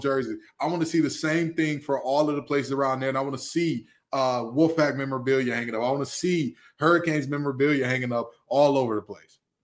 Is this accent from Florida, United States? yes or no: no; Detroit, Michigan, United States; I'm from the west side of Detroit. I'm from Hockey Town, baby